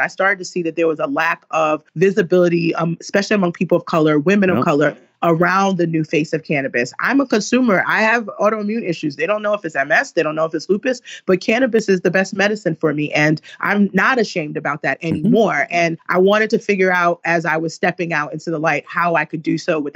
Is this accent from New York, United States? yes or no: yes; New York City, New York, United States; moved away; also born or lived in Woodbury, Minnesota; growing up in East New York, Brooklyn